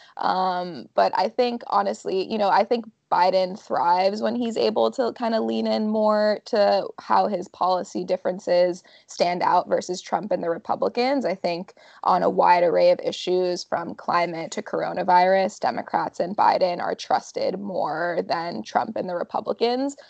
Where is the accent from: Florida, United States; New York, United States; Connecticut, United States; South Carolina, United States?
Florida, United States; moved away; I actually vote in my home state of Florida